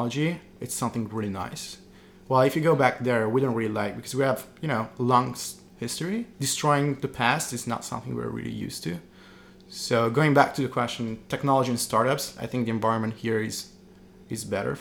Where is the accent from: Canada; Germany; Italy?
Italy; moved away as an adult; also born or lived in France / Shanghai, China; now in New York City, United States; I grew up in Italy. I'm half Italian, half French.